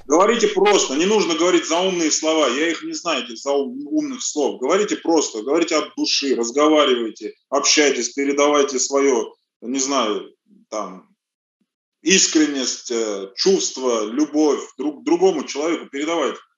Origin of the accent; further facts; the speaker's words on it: Russia; also born or lived in Armenia; здесь вырос.